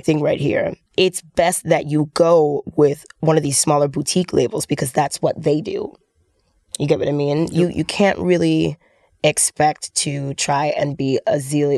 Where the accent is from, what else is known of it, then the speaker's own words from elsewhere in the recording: New York City, New York, United States; I'm from New York City